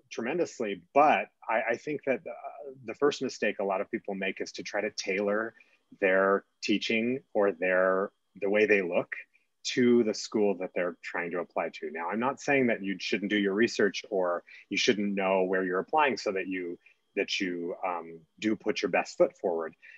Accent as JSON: {"language": "English", "region": "California", "country": "United States", "tie": "born or raised there", "moved": "yes", "lives_now": "Colorado, United States", "said": "I grew up in California"}